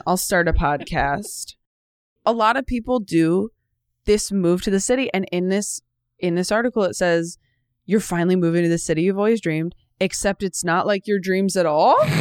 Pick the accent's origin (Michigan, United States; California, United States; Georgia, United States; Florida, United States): California, United States; moved away as an adult; also born or lived in Los Angeles, United States; now in New York, United States; I grew up in California, so it wasn't like a huge move